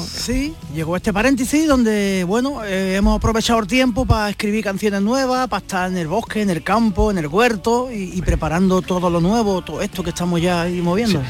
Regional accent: Rincón de la Victoria, Andalusia, Spain; yo soy de Rincón de la Victoria.

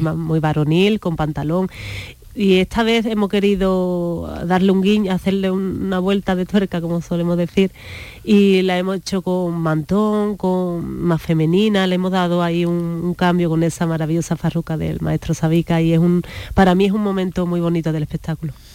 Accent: Jerez de la Frontera, Andalusia, Spain; como soy de Jerez, la bulería es lo primero realmente que te enseñan cuando vas a una escuela de pequeña

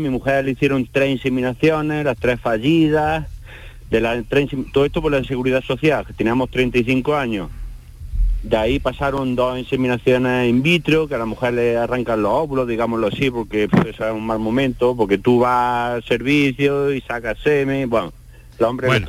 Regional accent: Jaén, Andalusia, Spain; yo soy de Jaén

